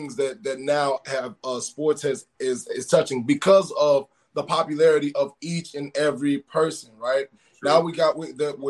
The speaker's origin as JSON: {"language": "English", "region": "Texas", "country": "United States", "said": "I'm from Texas"}